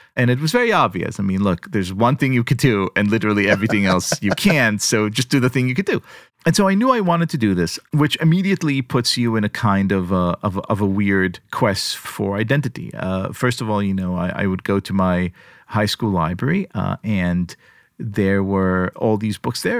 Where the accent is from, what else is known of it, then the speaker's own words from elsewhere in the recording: Israel; moved away; growing up in Israel, the societal parameters, God bless them, are Jewish, right?